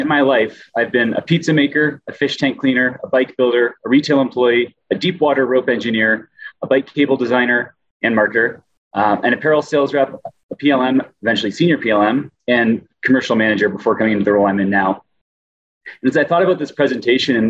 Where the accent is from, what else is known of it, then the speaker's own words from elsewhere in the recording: Maine, United States; moved away as an adult; also born or lived in Colorado; now in Utah, United States; I'm originally from Maine, lived in Colorado for most of my adult life, and I've been in Utah for 3 years